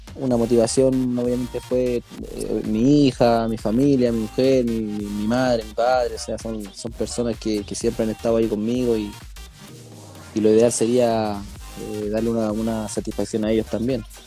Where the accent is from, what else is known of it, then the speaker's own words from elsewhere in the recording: Santiago, Santiago Metropolitan Region, Chile; also born or lived in Coquimbo / Copiapó; now in Puerto Montt, Chile; yo soy de Santiago. Soy de Santiago.